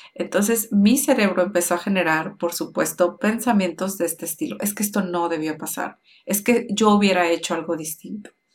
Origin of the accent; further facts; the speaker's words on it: Mexico; nací en México con papás mexicanos